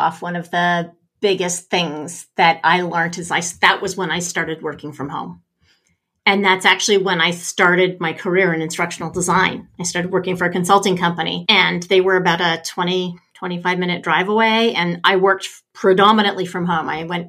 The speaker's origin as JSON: {"language": "English", "country": "Canada", "said": "I'm a Canadian"}